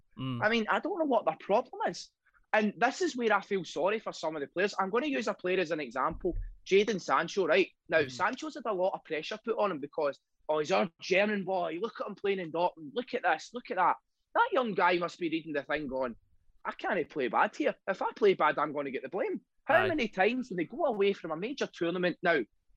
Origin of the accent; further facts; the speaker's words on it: Scotland, United Kingdom; as a Scotland fan and as a Scottish person.